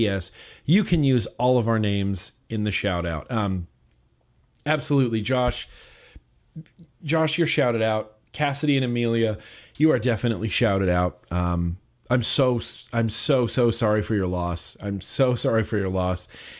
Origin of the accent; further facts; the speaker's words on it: Germany; from Germany, and I would appreciate it if you could give a big shout out to the Steam team over here in Germany.